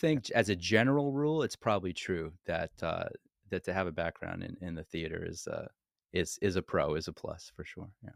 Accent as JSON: {"language": "English", "town": "Montreal", "region": "Quebec", "country": "Canada", "tie": "born or raised there", "also_born_or_lived": "Los Angeles", "moved": "yes", "said": "I ended up coming back to my hometown, which, by the way, is Montreal, Canada, which is where I was born and raised"}